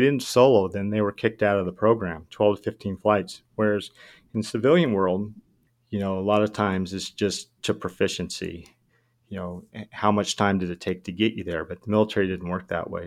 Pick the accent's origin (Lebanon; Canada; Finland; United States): United States; Southern California; I'm from SoCal